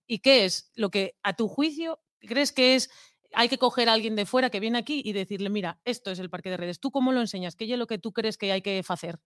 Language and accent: Spanish; Langreo, Asturias, Spain; soy del Langreo y tenemos ahí la Bayer